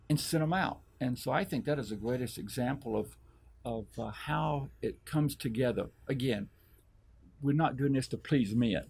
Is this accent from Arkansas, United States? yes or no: yes; Arkansas, United States; moved away; I was able to go back to my hometown in Arkansas. I reconnected to one of my high school f- friends